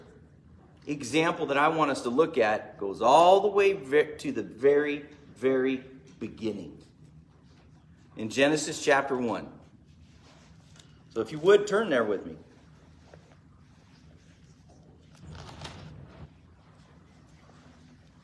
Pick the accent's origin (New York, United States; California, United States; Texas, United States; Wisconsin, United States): California, United States; Bakersfield; I am from Bakersfield